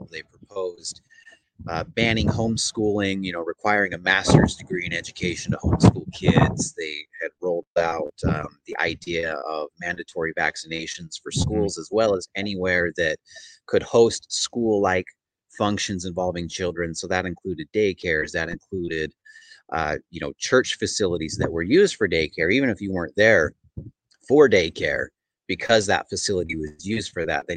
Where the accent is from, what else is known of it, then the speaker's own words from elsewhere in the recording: Utah, United States; also born or lived in Oregon; now in Missouri, United States; growing up in Utah